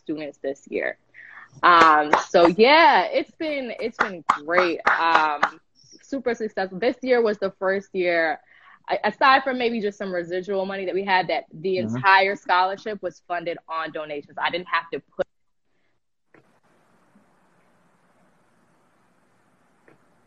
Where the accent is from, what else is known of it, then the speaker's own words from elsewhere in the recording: Rockland County, New York, United States; I'm from Rockland County. That's where I grew up